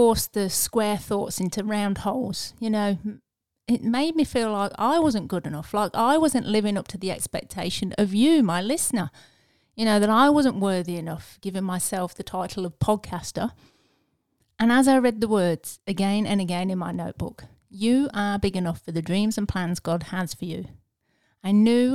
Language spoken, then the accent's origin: English; England, United Kingdom; I'm English